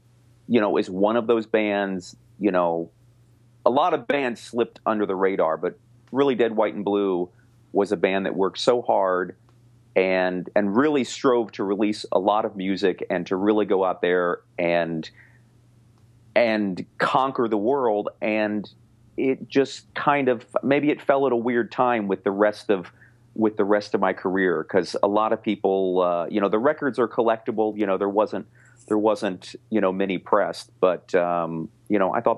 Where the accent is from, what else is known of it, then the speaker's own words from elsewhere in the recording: Baltimore, Maryland, United States; I am from Baltimore.